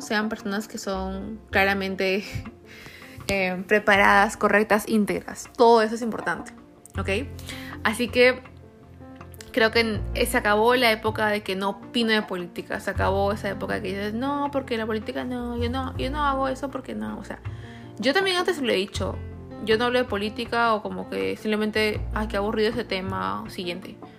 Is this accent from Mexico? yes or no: no; Peru; moved away; yo soy peruana, 100%